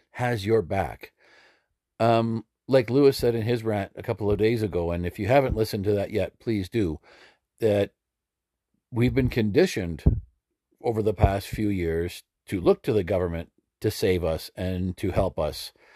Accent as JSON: {"language": "English", "region": "Alberta", "country": "Canada", "tie": "born or raised there", "moved": "yes", "lives_now": "Saskatchewan, Canada", "said": "I was born and raised in Alberta and currently live in Saskatchewan"}